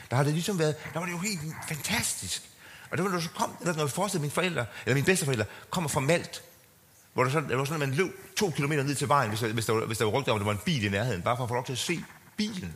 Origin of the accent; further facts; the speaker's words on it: Jutland, Denmark; now in Copenhagen, Denmark; Jeg er jo selv også, ligesom Christian, vi er jo jyder